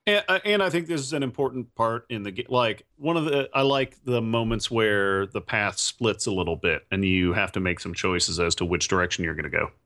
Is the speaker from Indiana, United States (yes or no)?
yes; Indiana, United States; my home state of Indiana